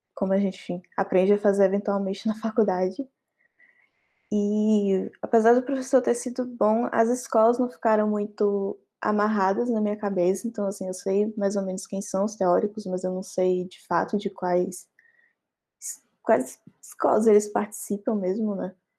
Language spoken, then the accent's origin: Portuguese; Bahia, Brazil; moved away as an adult; now in Pernambuco, Brazil; Eu não sou do estado de Pernambuco, eu sou da Bahia.